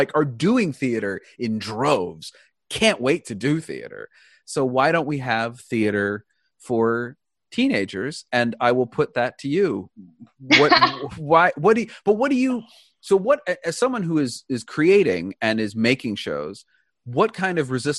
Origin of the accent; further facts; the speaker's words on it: Wilmington, Delaware, United States; I grew up in Wilmington, Delaware.